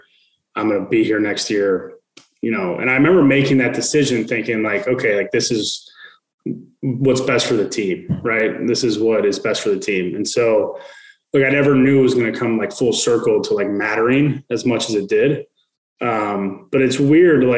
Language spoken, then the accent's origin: English; Midwest, United States; I'm from the Midwest